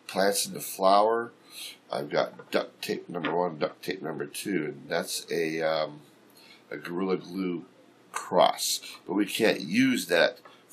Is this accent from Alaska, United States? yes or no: yes; Fairbanks, Alaska, United States; my hometown people